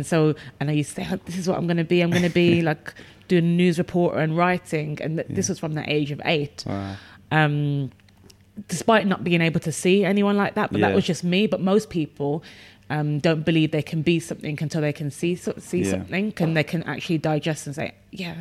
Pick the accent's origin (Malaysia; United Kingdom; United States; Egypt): United Kingdom; Birmingham, West Midlands; growing up outside of London, I grew up in Birmingham